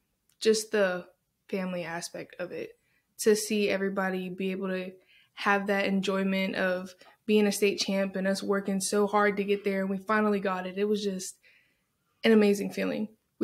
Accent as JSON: {"language": "English", "town": "Cleveland", "region": "Tennessee", "country": "United States", "accent": "Southern drawl", "moved": "yes", "lives_now": "Bossier City, United States", "said": "I'm from the Cleveland, Chattanooga area in Tennessee."}